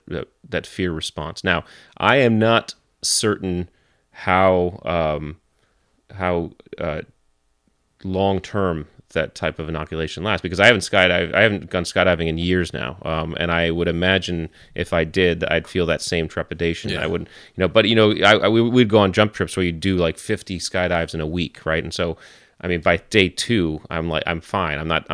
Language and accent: English; Connecticut, United States; So I grew up in Connecticut